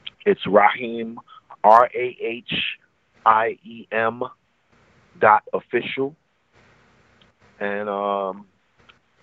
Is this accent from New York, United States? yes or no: yes; New York City, New York, United States; I'm from the Bronx